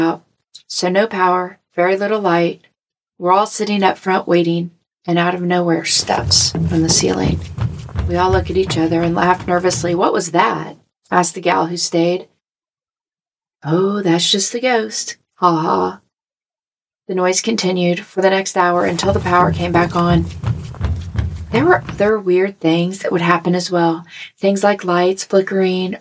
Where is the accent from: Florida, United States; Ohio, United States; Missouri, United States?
Missouri, United States; I'm from Missouri